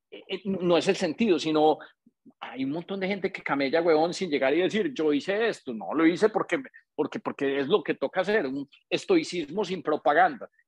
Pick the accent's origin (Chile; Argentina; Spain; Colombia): Colombia; Paisa, Antioquia; moved away; also born or lived in Bogotá; para nosotros que somos paisas todos, yo soy un paisa medio arrolado, digo yo, porque yo viví 18 años